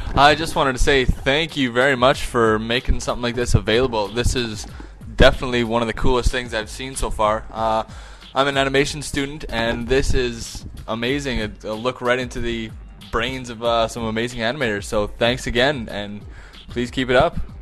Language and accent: English; Japan; now in New York, United States; I was born in Japan, and I grew up immersing myself in manga and anime